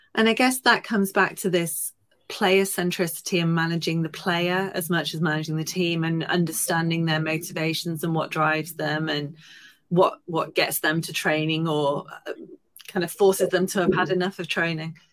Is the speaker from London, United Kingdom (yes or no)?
no; Stockport, North West England, United Kingdom; I'm lo- fairly local. I'm from Stockport